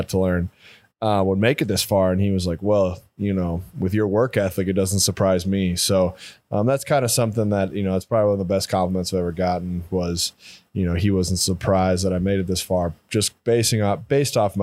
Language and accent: English; Midwest, United States; also born or lived in North Dakota / Missouri; growing up in the Midwest